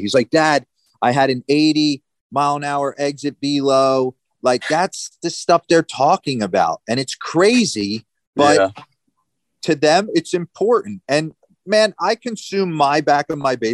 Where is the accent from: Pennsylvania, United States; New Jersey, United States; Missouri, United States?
New Jersey, United States; moved away; I grew up in New Jersey